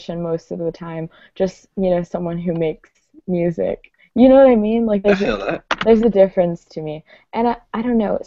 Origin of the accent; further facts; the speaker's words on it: South Florida, United States; now in Gainesville, United States; I grew up in South Florida. Now I live in Gainesville, which is like sort of north central Florida